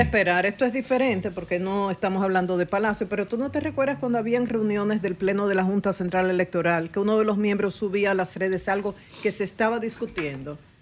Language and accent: Spanish; Dominican Republic; como dominicanos